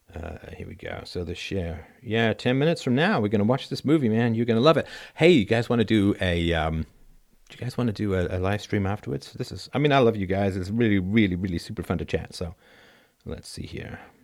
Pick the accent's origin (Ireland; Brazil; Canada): Ireland; Athlone, Leinster; I am from Athlone smack dab in the middle of Southern